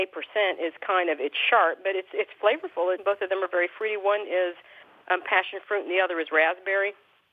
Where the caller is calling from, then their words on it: Madison, Alabama, United States; Madison, Alabama.